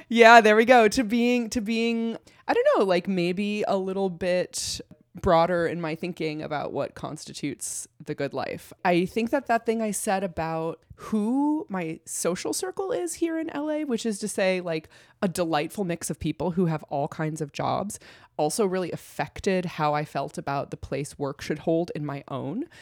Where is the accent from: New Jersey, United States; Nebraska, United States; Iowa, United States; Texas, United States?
Iowa, United States; moved away as an adult; now in Los Angeles, United States; I was born and raised in Iowa